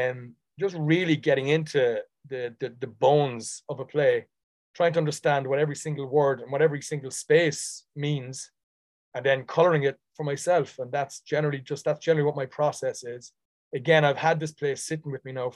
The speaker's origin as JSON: {"language": "English", "town": "Dublin", "region": "Leinster", "country": "Ireland", "tie": "born or raised there", "accent": "Dublin", "moved": "yes", "lives_now": "New York City, United States", "said": "The Dublin accent sits very kind of easily with me. I'm from Dublin originally. I was born in Dublin."}